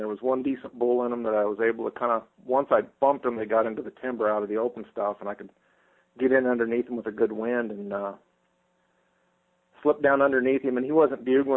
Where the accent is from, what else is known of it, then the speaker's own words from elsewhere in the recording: Estacada, Oregon, United States; A small town called Estacada, originally a logging town. We're about 25 miles southeast of Portland